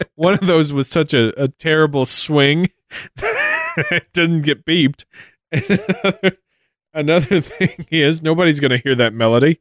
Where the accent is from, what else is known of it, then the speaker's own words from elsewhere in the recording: United States; as an American growing up and hearing our public school education